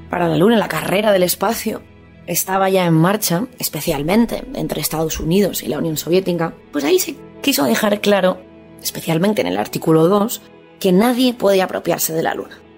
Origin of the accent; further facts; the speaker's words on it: Bajardo, Liguria, Italy; este poeta dejó en herencia la luna a mi pueblo y a mis compatriotas.